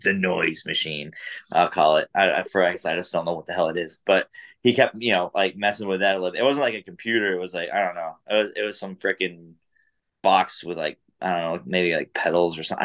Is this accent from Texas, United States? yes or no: no; New Hampshire, United States; I grew up in New Hampshire